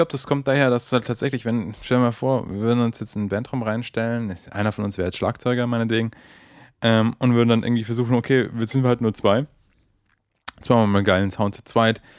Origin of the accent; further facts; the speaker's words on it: Bremen, Germany; Also ich komme aus Bremen, aber ich glaube, der wohnt in Hamburg